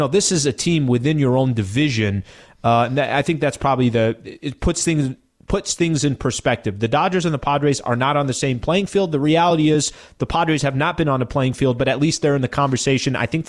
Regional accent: San Diego, California, United States; I'm from San Diego

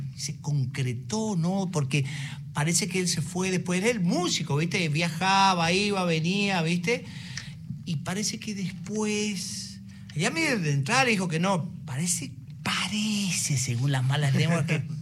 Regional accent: Curuzú Cuatiá, Corrientes, Argentina; yo vengo de Curuzucatea, de una, de una ciudad

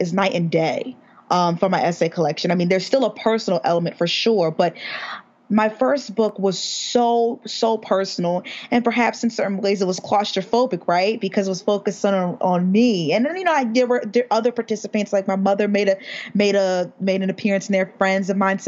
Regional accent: United States; we're all from America

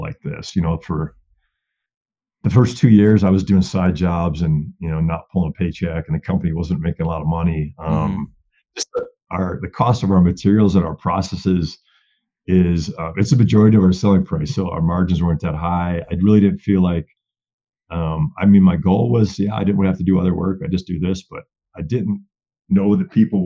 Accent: Wisconsin, United States; moved away as an adult; now in Colorado, United States; I grew up in Wisconsin, bow hunting, whitetails.

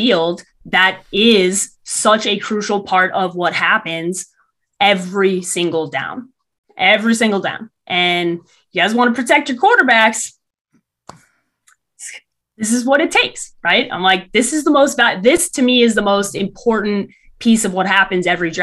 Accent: Chicago, Illinois, United States; I grew up in Chicago

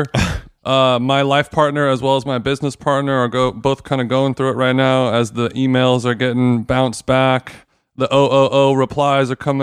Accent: Orange County, California, United States; my whole life growing up in Orange County

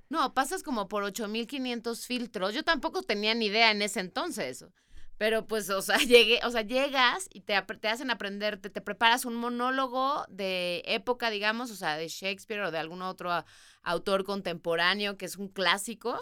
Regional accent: Mexico; moved away as an adult; also born or lived in England / New York; Y yo como buena mexicana

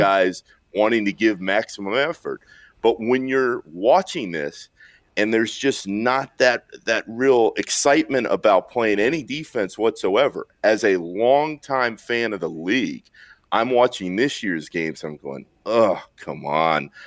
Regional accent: Orlando, Florida, United States; I grew up in Orlando

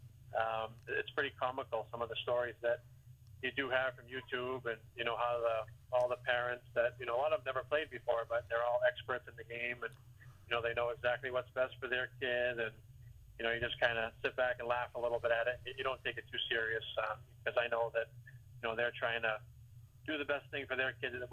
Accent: Boston, Massachusetts, United States; moved away as an adult; being from Boston area

